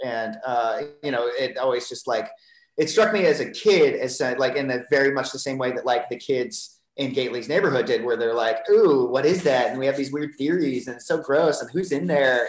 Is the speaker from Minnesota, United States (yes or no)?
no; Ohio, United States; moved away; a house on the corner of the block where I grew up in Ohio